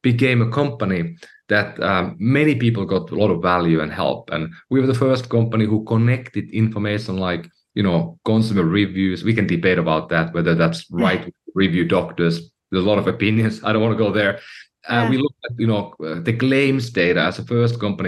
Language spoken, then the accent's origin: English; Finland; moved away as an adult; now in United States; I'm from Finland, Europe, and I came to the U.S., you know, a few years earlier